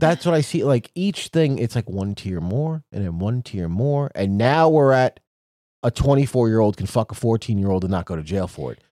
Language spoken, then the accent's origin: English; New York City, New York, United States; I grew up in New York City.